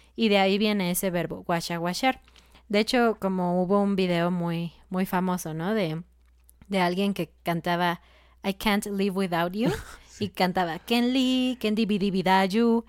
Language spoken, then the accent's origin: Spanish; Mexico; en México decimos guacarear